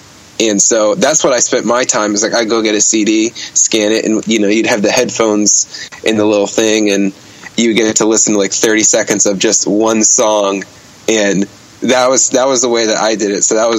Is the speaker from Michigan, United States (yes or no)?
no; Bergenfield, New Jersey, United States; born there; I was born in Bergenfield. It's like a blue collar town right outside of New York City, you know, right by the George Washington Bridge.